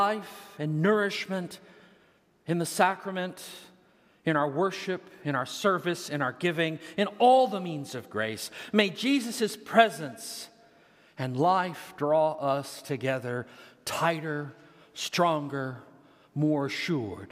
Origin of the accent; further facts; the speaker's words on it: Texas, United States; moved away as an adult; now in Des Moines, United States; I'm a Texan, all right? I'm from Texas, and you can hear it when I get mad.